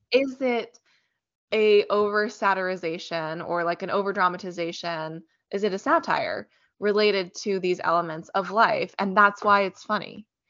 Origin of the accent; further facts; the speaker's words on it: Richmond, Virginia, United States; We actually have a great Shakespeare company where we grew up in Richmond